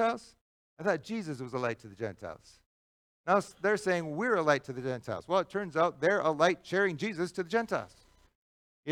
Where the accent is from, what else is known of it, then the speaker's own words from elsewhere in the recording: United States; we as white American Christians